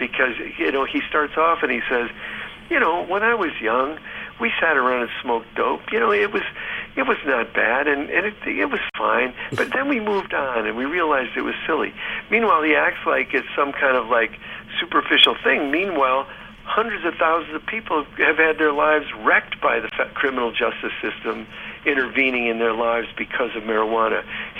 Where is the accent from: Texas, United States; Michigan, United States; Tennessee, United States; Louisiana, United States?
Michigan, United States; Ann Arbor; we were talking about growing up in Ann Arbor.